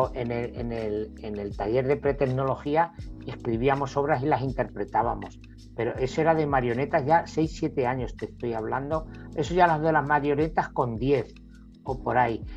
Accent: El Ballestero, Castilla-La Mancha, Spain; also born or lived in El Bonillo; yo nací en un pueblo de Albacete que se llama El Bonillo nací ahí. A los tres años y medio me fui al pueblo de al lado, que está a 15 kilómetros, que se llama El Ballestero

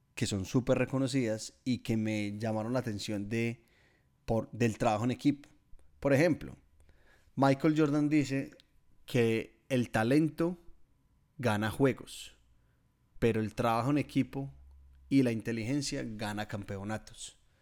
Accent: Guatapé, Antioquia, Colombia; moved away as an adult; now in Melbourne, Australia; en mi pueblo, en Guatapé

